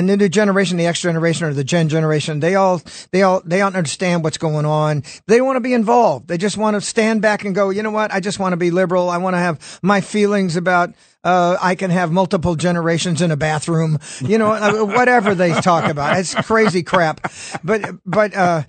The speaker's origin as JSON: {"language": "English", "town": "Sacramento", "region": "California", "country": "United States", "tie": "born or raised there", "said": "I'm a farmer from Sacramento, California. My grandparents raised me"}